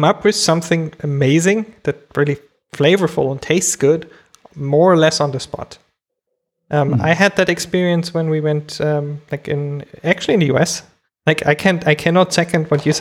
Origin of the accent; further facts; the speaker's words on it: Germany; as a kid, I grew up in Germany